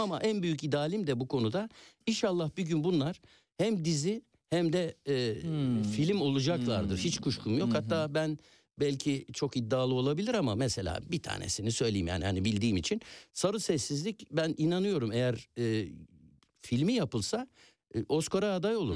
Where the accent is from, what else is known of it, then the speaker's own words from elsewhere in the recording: Istanbul, Turkey; Ben İstanbul Yeni Leventliyim.